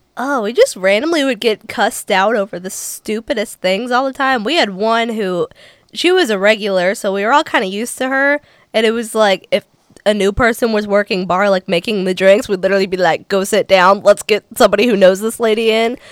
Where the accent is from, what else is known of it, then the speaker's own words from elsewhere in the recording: Cincinnati, Ohio, United States; moved away as an adult; now in Nashville, United States; I'm originally from Cincinnati, Ohio.